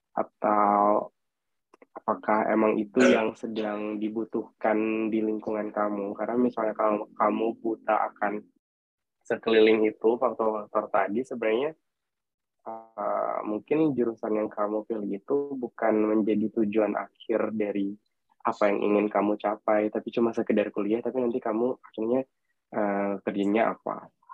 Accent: Makassar, South Sulawesi, Indonesia; moved away; Aku asalnya dari Makassar

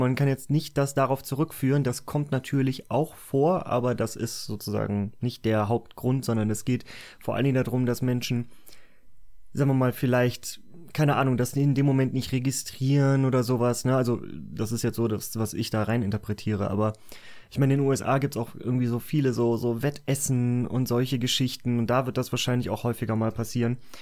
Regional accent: Cologne, North Rhine-Westphalia, Germany; ich bin ja in Köln aufgewachsen.

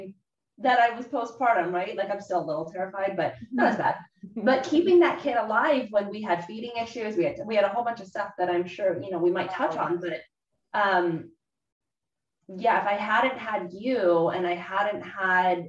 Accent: Southern California, United States; moved away as an adult; also born or lived in Bay Area; I moved there from, you know, my hometown in Southern California

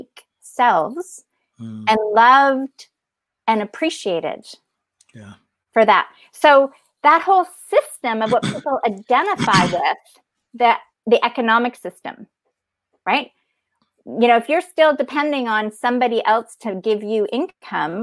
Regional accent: Canada; I'm Canadian.

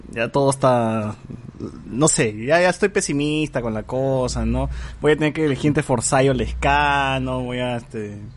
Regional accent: Peru; como buen peruano

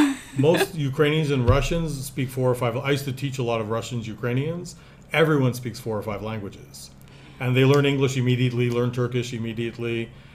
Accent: Canada; now in Antalya, Turkey; Like, I'm from Canada

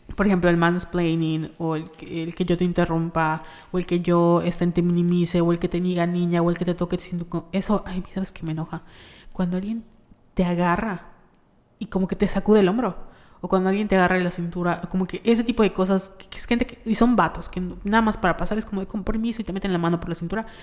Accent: Yucatán, Mexico; accent: Yucatecan; nuestro acento yucateco

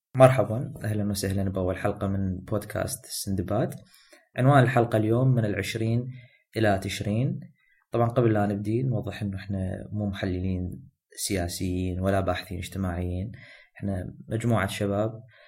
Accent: Iraq

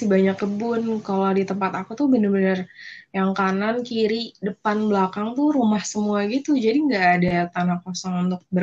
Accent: Jakarta, Indonesia; Gue asli Jakarta.

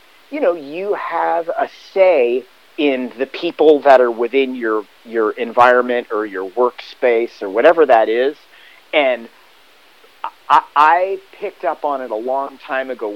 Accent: Hermosa Beach, California, United States; I grew up in Hermosa Beach

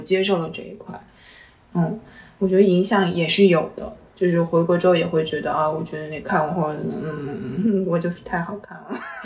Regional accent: Xinjiang, China; now in Shanghai, China; 我说我新疆

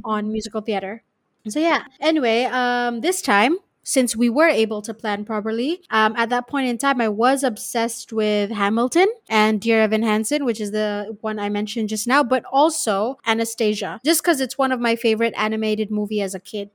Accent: Malaysia; when I came back from Lehigh, going back to Malaysia

